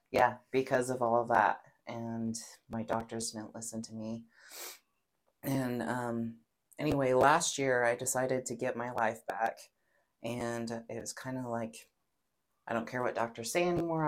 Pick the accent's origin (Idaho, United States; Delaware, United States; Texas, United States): Idaho, United States; Pocatello; I'm born and raised in Pocatello, Idaho, tiny hmm. little town.